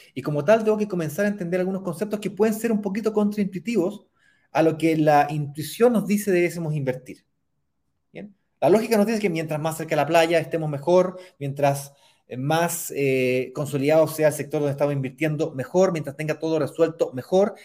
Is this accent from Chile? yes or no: yes; Chile; accent: Chilean; Estoy aquí, en mi patria, en mi país. Como notarán por mi acento, yo soy chileno.